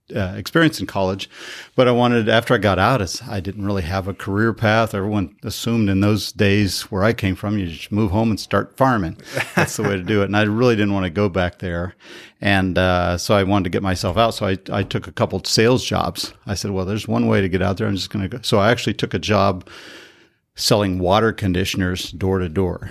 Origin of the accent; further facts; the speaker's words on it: Colorado, United States; now in San Diego, United States; I grew up in Colorado in a little, a very, very small town